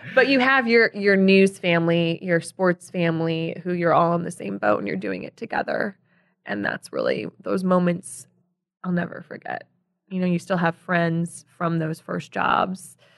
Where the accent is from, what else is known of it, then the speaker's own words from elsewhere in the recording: Chicago, Illinois, United States; moved away as an adult; also born or lived in Casper, Wyoming / New York; I grew up in the Southwest suburbs